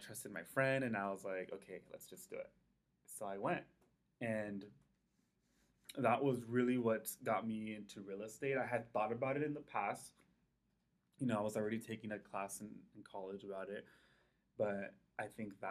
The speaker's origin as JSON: {"language": "English", "town": "Pomona", "region": "California", "country": "United States", "tie": "born or raised there", "lives_now": "Rancho Cucamonga, United States", "said": "I grew up in Pomona, went to school out there, you know, all the way through high school"}